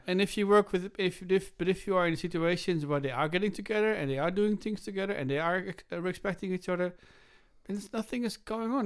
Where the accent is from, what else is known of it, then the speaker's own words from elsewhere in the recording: Groningen, Netherlands; moved away; when I was growing up in Groningen in the Netherlands